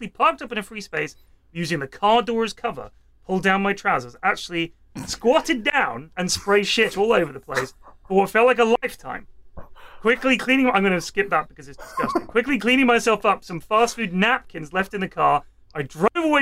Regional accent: Bournemouth, South West England, United Kingdom; we just moved to Westbourne, which is where I grew up in Bournemouth

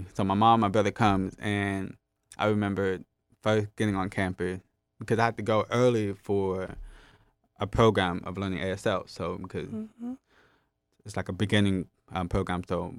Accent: Jamaica; So he was hard to hear, just like me, and we're both Jamaican.

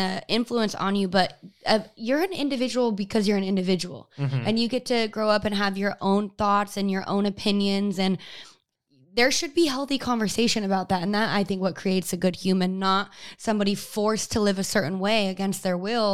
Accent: Utah, United States; I grew up in Utah in a small town

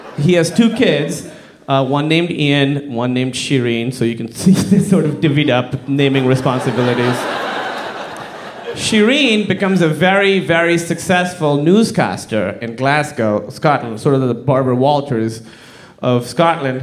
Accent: Pakistan; I'm from Pakistan

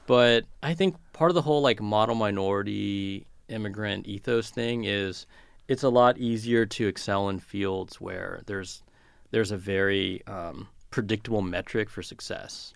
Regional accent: California, United States; when I was a kid and growing up in California

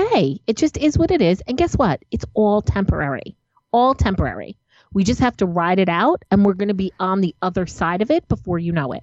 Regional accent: New Jersey, United States; I'm from New Jersey

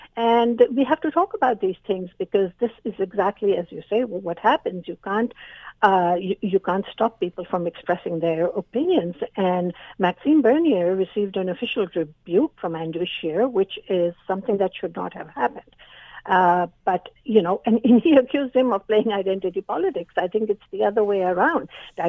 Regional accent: Canada; But in the public, in the mainstream, I am a Canadian.

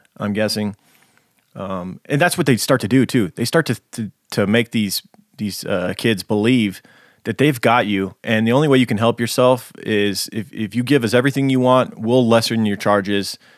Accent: Nevada, United States; born or raised there

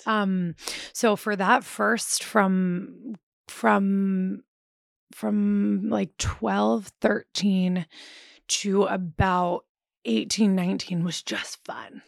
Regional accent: Philadelphia, Pennsylvania, United States; moved away as an adult; also born or lived in New Orleans; I grew up in Philadelphia

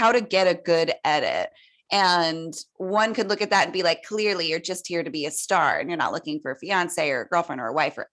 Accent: San Jose, California, United States; I grew up in San Jose

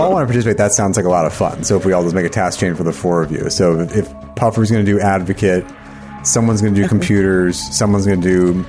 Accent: New Jersey, United States; where I grew up in Jersey

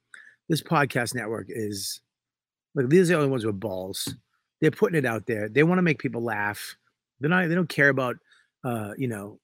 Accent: Boston, Massachusetts, United States; Like, I'm from Boston. The north end of Boston is all Italian still.

